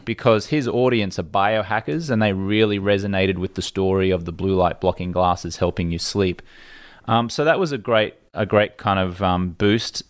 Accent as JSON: {"language": "English", "country": "Australia", "tie": "born or raised there", "moved": "as an adult", "lives_now": "United States", "said": "an Australian kid who'd never been to America"}